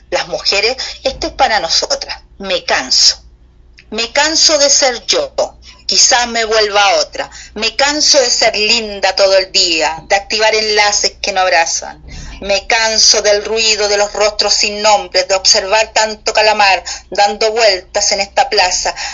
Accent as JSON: {"language": "Spanish", "country": "Chile", "said": "es, un cariño recíproco que tú se, se, siente que tú sientes por mi tierra y es va para allá, claramente el mío por la de ustedes, por ese México tan bonito"}